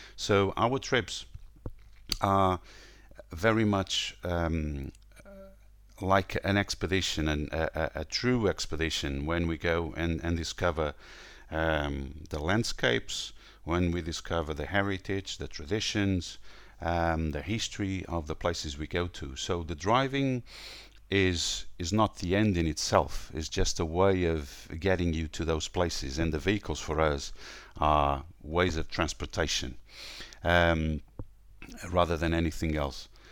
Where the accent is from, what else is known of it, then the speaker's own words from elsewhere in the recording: Portugal; now in Lisbon, Portugal; I'm from Portugal. I'm uh, calling from Lisbon